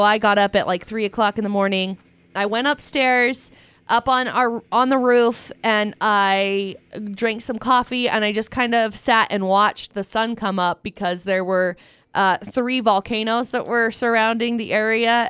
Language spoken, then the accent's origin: English; Utah, United States; also born or lived in Vernal; I did grow up in Utah. Um, I've lived here my whole